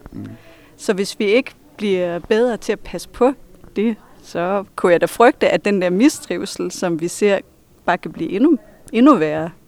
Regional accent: Hirtshals, North Denmark Region, Denmark; accent: Vendelbo; moved away as an adult; now in Viborg, Denmark; jeg stadigvæk taler som en vendelbo, at det kommer aldrig til at forlade mig

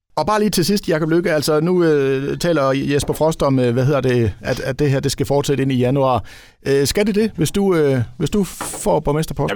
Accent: Ribe, Southern Denmark, Denmark; jeg kommer jo selv fra Ribe

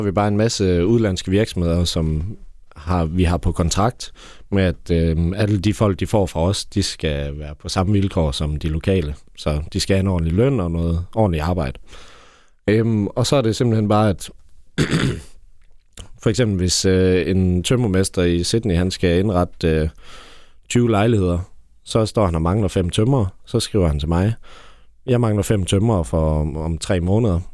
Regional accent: Bramming, Southern Denmark, Denmark; also born or lived in Ribe; now in Aarhus, Denmark; Jeg er født i Bramming, ja. Eller faktisk født, øh, lidt ud for Hjermel Lund

